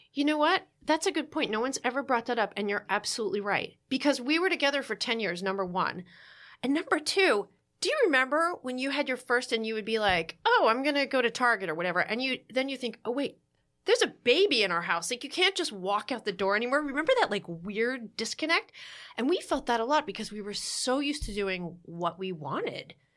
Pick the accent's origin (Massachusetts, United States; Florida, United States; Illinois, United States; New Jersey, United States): New Jersey, United States; I'm from New Jersey